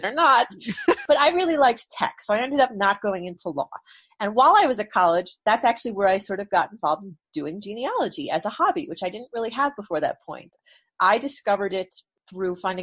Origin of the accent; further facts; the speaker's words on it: New York, United States; I grew up in New York